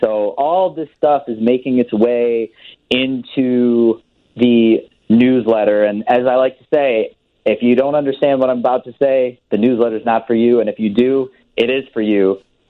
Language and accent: English; Evanston, Illinois, United States; also born or lived in Wilmette / East Coast; I grew up in Evanston. We moved to Wilmette in eighth grade, so I was in the Chicagoland area. I was born in 81. I was born on the East Coast. My parents were from here, and we moved back to the Chicagoland area in 84